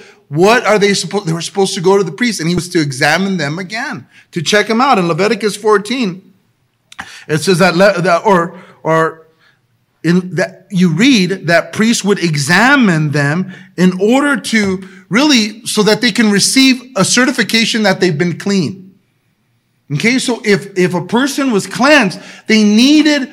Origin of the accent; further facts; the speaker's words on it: El Monte, California, United States; I was a kid from El Monte, and I believed that I can be different because of Jesus